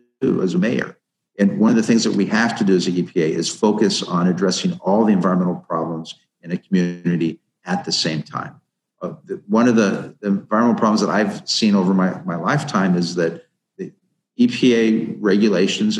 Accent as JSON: {"language": "English", "region": "Ohio", "country": "United States", "tie": "born or raised there", "said": "my home state of Ohio, my home county"}